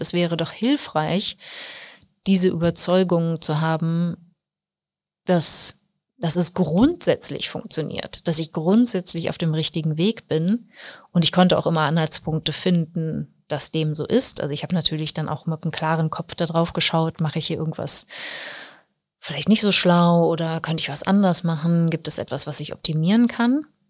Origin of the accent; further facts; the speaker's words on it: Germany; bei uns in Deutschland